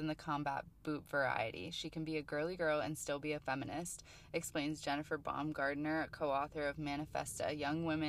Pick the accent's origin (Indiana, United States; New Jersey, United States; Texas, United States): New Jersey, United States; Jersey City; I'm from New Jersey, but from the area. I'm from Jersey City